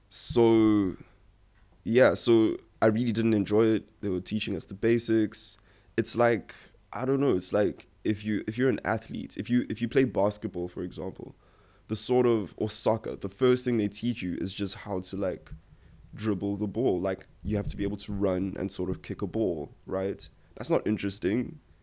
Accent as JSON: {"language": "English", "country": "South Africa", "tie": "born or raised there", "said": "my parents literally moved here from Nigeria a year after I was born. Um, I've lived my whole life in South Africa"}